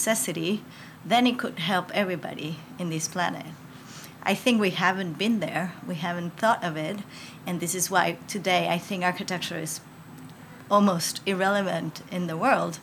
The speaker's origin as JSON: {"language": "English", "country": "Mexico", "tie": "born or raised there", "said": "I was born in Mexico, and I feel I'm Mexican totally"}